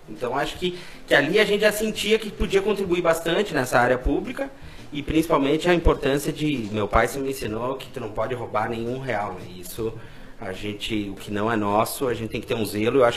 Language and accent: Portuguese; Caxias do Sul, Rio Grande do Sul, Brazil; also born or lived in Santo Ângelo; eu sou nascido em Santo Ângelo, lá na fronteira, e com dois anos de idade já vim aqui para Caxias. Então eu sou um caxiense já nato aí, né?